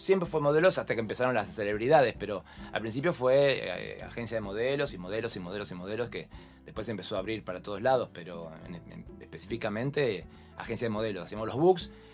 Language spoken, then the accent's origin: Spanish; La Tablada, Buenos Aires Province, Argentina; De la tablada, mi secundaria, mis amigos